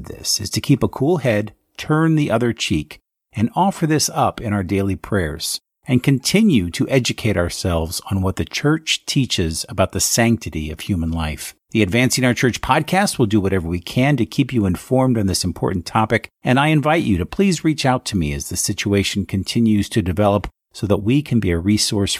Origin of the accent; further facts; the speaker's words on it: Phoenix, Arizona, United States; in the Diocese of Phoenix, where is my hometown